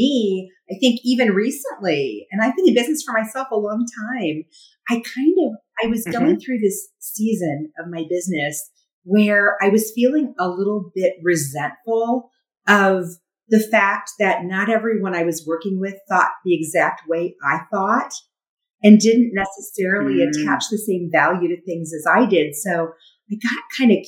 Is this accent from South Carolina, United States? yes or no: no; Indiana, United States; also born or lived in Wisconsin / Chicago; now in Las Vegas, United States; I grew up in the Midwest and born in Wisconsin, grew up in Indiana, moved to Las Vegas from Chicago.